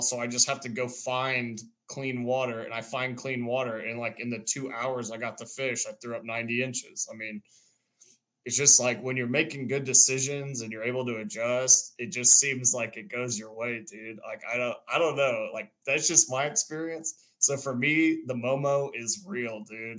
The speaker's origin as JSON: {"language": "English", "area": "near Houston", "region": "Texas", "country": "United States", "tie": "born or raised there", "also_born_or_lived": "Dallas", "lives_now": "Austin, United States", "said": "I grew up near Houston"}